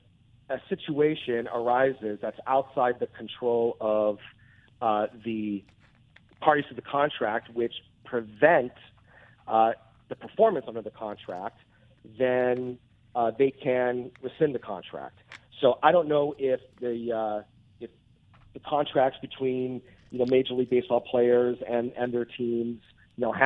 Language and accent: English; Anaheim, California, United States; I grew up in Anaheim going to Angels games my whole life